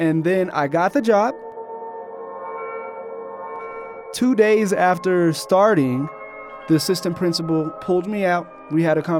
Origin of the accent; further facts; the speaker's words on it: Colorado Springs, Colorado, United States; growing up in Colorado Springs